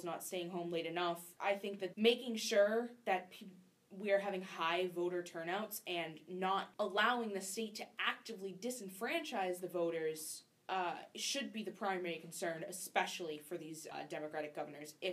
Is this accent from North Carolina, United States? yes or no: yes; North Carolina, United States; in my home state, North Carolina